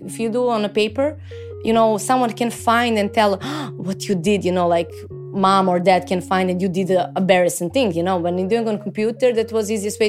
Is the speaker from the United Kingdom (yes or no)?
no; Serbia; I'm an artist from Serbia.